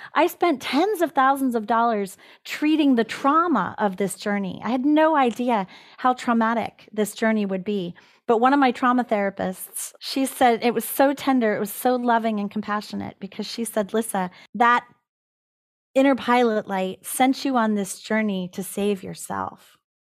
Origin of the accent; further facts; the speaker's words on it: California, United States; this is the land that I am the caretaker of in California. And I can't abandon the land that is the place of my origin